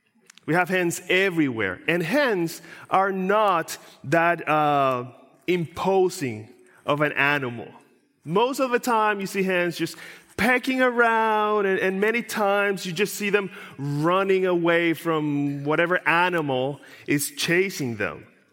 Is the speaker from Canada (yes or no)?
no; Puerto Rico; I grew up in Puerto Rico, in a countryside of Puerto Rico. And where I grew up, we had lots of animals.